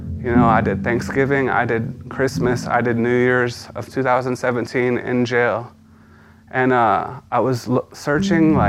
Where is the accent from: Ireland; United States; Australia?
United States; San Antonio, Texas; I was born in San Antonio in 1988. I had a pretty decent early childhood